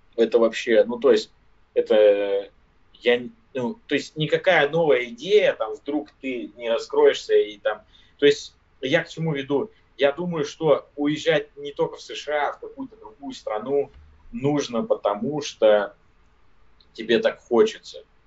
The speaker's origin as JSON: {"language": "Russian", "region": "Siberia", "country": "Russia", "tie": "born or raised there", "moved": "as an adult", "lives_now": "United States", "said": "Я родился в, в глубинке, в Сибири, в деревне, то есть я не из Москвы и не из, там, из какого-то крупного города"}